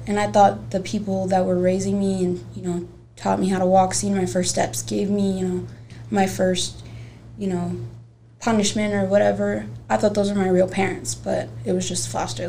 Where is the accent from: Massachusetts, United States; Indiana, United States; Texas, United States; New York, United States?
Indiana, United States; Gary; moved away; also born or lived in Merrillville, Indiana; I'm from Indiana. I was born in Maryville, Indiana, but I grew up in Miller and Gary, Indiana